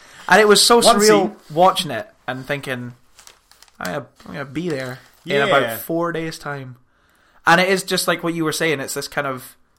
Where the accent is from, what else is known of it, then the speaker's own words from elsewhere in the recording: Aberdeen, Scotland, United Kingdom; I'm from Aberdeen